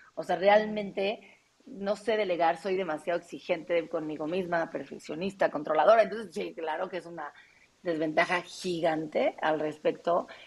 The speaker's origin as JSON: {"language": "Spanish", "country": "Mexico", "said": "aquí, en mi país"}